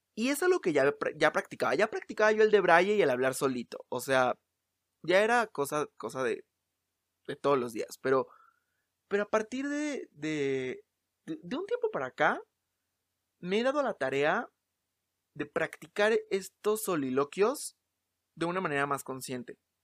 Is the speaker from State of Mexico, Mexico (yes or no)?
no; Mexico City, Mexico; soy de la Ciudad de México